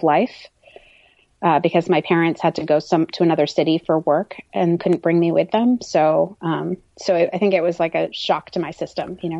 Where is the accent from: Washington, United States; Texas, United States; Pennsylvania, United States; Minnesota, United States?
Pennsylvania, United States; Pittsburgh; also born or lived in Madurai, India; My first memories are all of my first winter in Pittsburgh, Pennsylvania